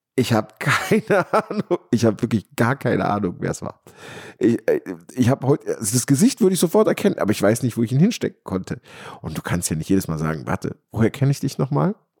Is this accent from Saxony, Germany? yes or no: no; Rhineland or Ruhr area, North Rhine-Westphalia, Germany; hier bei uns im Rheinland oder im Ruhrgebiet